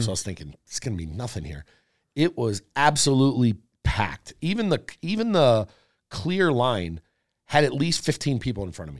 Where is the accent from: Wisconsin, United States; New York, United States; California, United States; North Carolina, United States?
Wisconsin, United States; also born or lived in Florida; up until I was, maybe eight, I was in Florida, and then we moved to Wisconsin, and it was always snowy there.